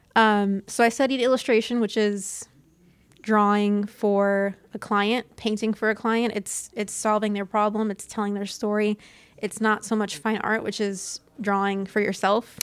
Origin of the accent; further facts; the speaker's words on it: Citrus County, Florida, United States; also born or lived in Inverness; I grew up in Citrus County